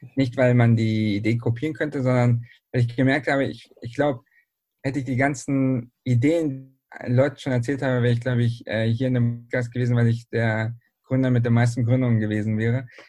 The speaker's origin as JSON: {"language": "German", "region": "Berlin", "country": "Germany", "moved": "yes", "lives_now": "Bielefeld, Germany", "said": "ich bin nämlich ursprünglich aus Berlin"}